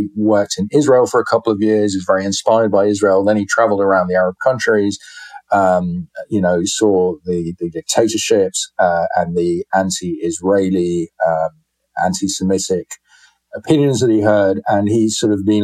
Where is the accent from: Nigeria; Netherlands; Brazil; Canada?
Netherlands; moved away; I'm mostly British, but I grew up in the Netherlands. I went to school there. I went to Dutch schools for 10 years.